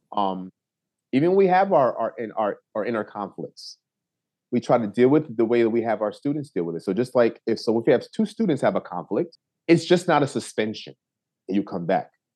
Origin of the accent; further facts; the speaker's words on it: New Haven, Connecticut, United States; I was born and raised in New Haven, Connecticut